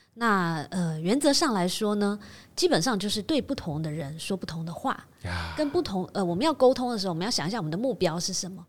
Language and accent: Chinese; Taiwan; 我们台湾人